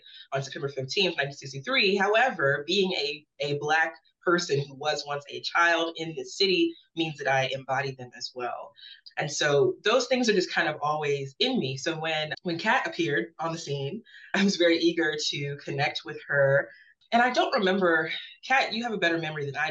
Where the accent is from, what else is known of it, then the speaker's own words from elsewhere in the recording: Birmingham, Alabama, United States; I'm born and raised in Birmingham.